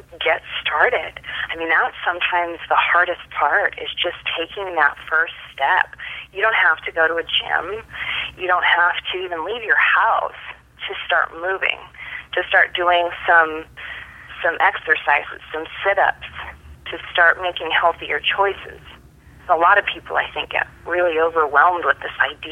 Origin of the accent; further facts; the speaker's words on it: Tanana, Alaska, United States; moved away; I grew up that way in Tanana, Alaska